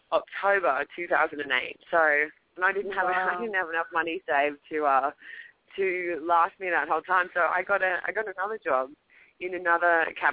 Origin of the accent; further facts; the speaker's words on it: Australia; moved away as an adult; also born or lived in Paris, France / New York, United States; now in Los Angeles, United States; Australia almost 7 years ago now